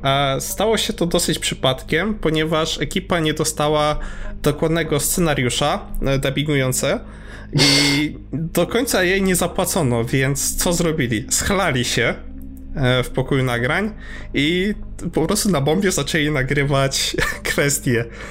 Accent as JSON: {"language": "Polish", "region": "Subcarpathian Voivodeship", "country": "Poland", "said": "wychowywałem na Cartoon Network, ponieważ jestem z prowincji podkarpackiej"}